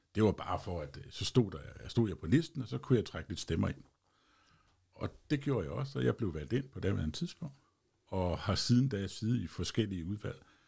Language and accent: Danish; Holbæk, Zealand, Denmark; also born or lived in Kundby; Jeg er født og opvokset i Holbæk Kommune